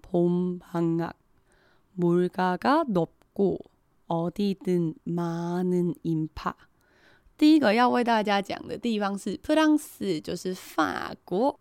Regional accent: Taiwan; 我们台湾人

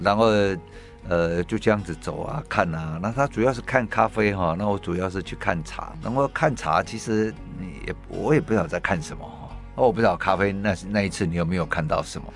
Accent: Taiwan; 我们台湾人

